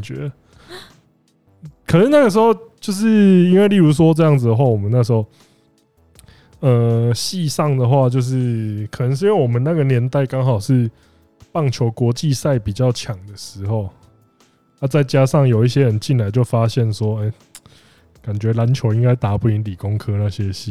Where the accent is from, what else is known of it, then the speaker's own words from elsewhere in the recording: Kaohsiung, Taiwan; also born or lived in Penghu; 我算是高雄人加澎湖人嘛，然后我， 我在大学的时候我没有， 我只有一年级的时候住过宿舍